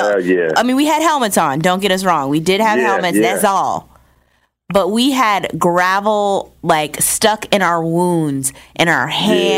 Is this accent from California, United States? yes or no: no; New Jersey, United States; I'm originally from New Jersey